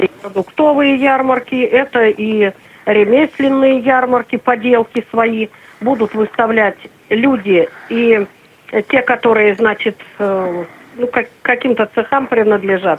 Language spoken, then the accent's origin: Russian; Urals, Russia; moved away; Я сама с Урала